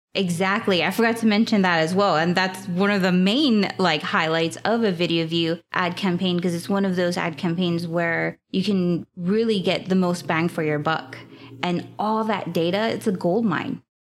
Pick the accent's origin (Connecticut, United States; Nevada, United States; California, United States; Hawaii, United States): Hawaii, United States; I am from Hawaii